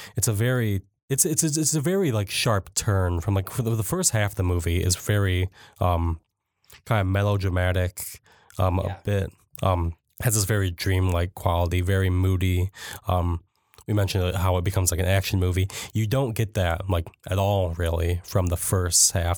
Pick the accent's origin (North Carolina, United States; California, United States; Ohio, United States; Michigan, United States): Michigan, United States; Jackson; I grew up in Jackson